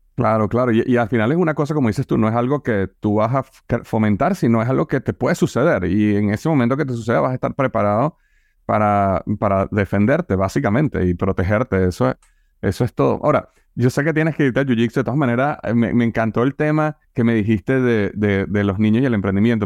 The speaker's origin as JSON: {"language": "Spanish", "country": "Venezuela", "tie": "born or raised there", "moved": "yes", "lives_now": "United States", "said": "Yo vengo de Venezuela"}